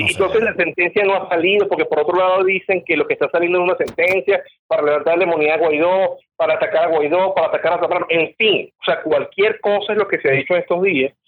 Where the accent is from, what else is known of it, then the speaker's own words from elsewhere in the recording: Venezuela; como venezolano